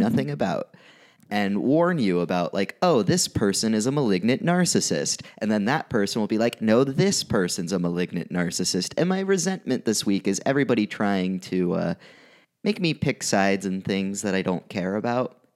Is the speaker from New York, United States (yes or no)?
no; Arizona, United States; I'm from Arizona